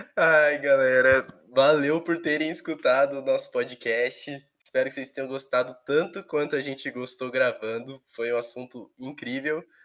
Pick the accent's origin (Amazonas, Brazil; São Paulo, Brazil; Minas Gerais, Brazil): São Paulo, Brazil; eu sempre morei em São Paulo, é, estado